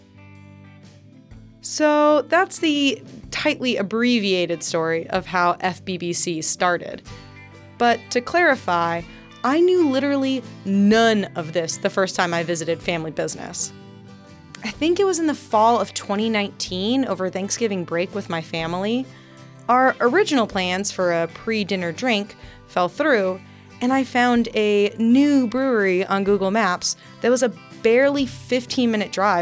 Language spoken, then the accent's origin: English; Dripping Springs, Texas, United States; moved away as an adult; we were born and raised in Dripping Springs, Texas, I've since moved out of state